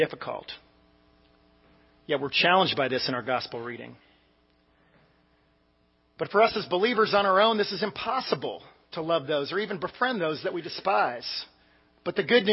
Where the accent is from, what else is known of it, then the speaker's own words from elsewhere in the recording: Northern Virginia, United States; growing up in Northern Virginia